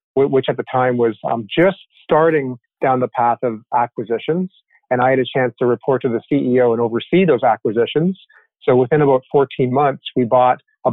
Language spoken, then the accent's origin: English; Toronto, Ontario, Canada; moved away as an adult; now in United States; I grew up in Toronto, up in Canada